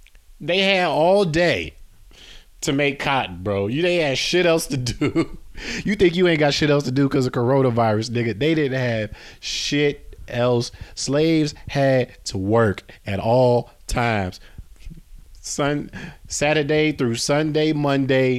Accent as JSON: {"language": "English", "town": "Chicago", "region": "Illinois", "country": "United States", "said": "I'm from Chicago"}